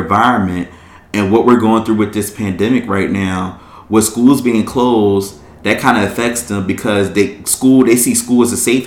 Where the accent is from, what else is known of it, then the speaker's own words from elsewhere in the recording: Philadelphia, Pennsylvania, United States; I grew up in Philadelphia